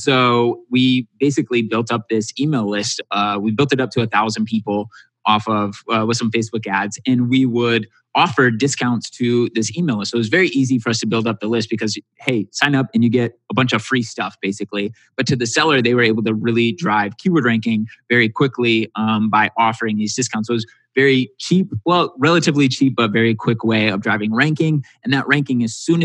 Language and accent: English; Michigan, United States; moved away as an adult; also born or lived in Indiana; I moved back home to Michigan, and my mom was evicted